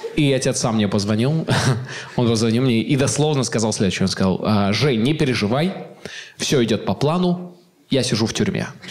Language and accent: Russian; Ust-Kamenogorsk, East Kazakhstan Region, Kazakhstan; мы жили в 90-е в Усть-Каменогорске, мой родной город в Восточном Казахстане